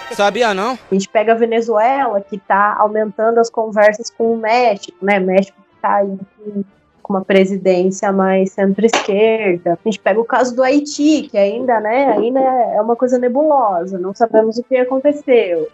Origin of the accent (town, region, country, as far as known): Brazil